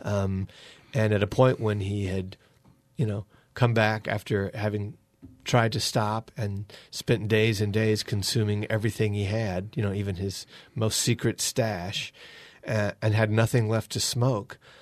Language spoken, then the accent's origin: English; North Carolina, United States; moved away; also born or lived in Akron, Ohio / Georgia; we lived in Akron, Ohio or near there when we first discovered Richard, but we're from North Carolina